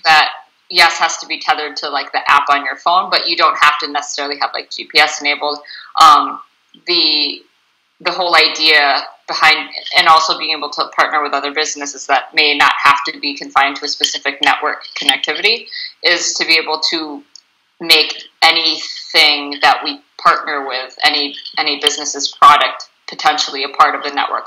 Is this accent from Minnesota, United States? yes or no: yes; Bloomington, Minnesota, United States; moved away as an adult; I'm originally from Bloomington, Minnesota, and I moved up here about six years ago